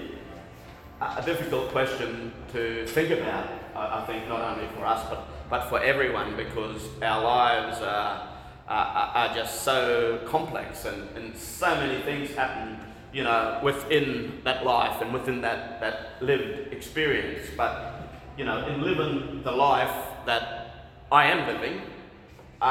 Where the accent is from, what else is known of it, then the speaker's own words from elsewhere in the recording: Camooweal, North Queensland, Australia; I'm from North Queensland. My hometown is Honkari. That's where I grew up